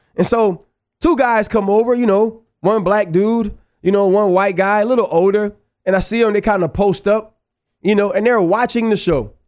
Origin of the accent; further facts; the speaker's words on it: New Orleans, Louisiana, United States; I'm from New Orleans